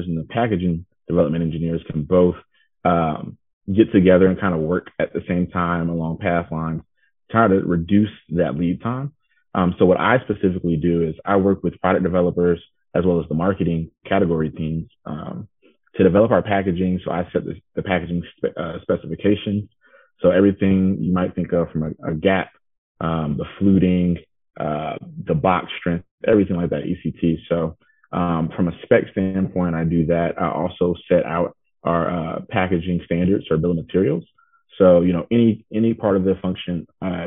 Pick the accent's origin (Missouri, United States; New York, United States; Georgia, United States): Georgia, United States; Atlanta; also born or lived in Clemson, South Carolina; I am originally from the Atlanta, Georgia area.